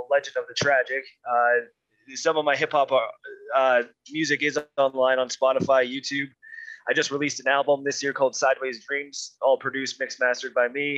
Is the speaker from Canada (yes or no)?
yes; Alberta, Canada; We played back in my hometown. It's a little oil patch town here in Alberta